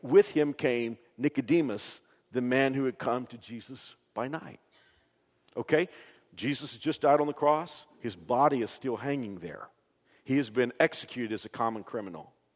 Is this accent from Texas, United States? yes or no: yes; Dallas Fort Worth area, Texas, United States; moved away; I grew up in the Dallas Fort Worth area